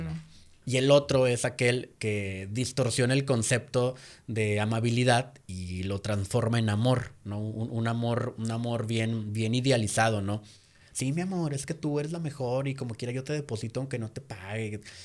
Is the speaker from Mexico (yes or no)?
yes; Mexico; nosotros como mexicanos